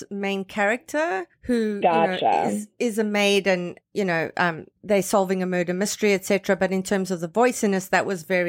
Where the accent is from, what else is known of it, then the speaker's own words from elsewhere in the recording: Canada; as a Canadian